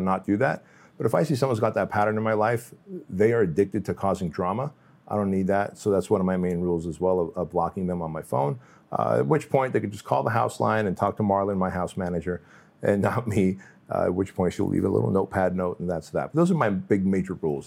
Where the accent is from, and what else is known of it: Santa Ana, California, United States; born or raised there; also born or lived in Russia